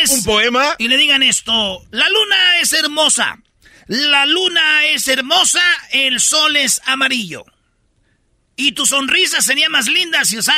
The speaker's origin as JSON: {"language": "Spanish", "region": "Michoacán", "country": "Mexico", "said": "pues, son de allá, de, la Ciudad de México. Yo soy, pues, de Michoacán. Somos de Michoacán"}